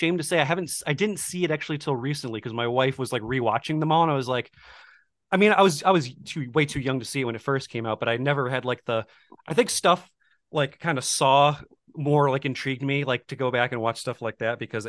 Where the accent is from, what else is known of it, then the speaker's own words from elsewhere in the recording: Buffalo, New York, United States; growing up in Buffalo, like I went to a Lutheran church also.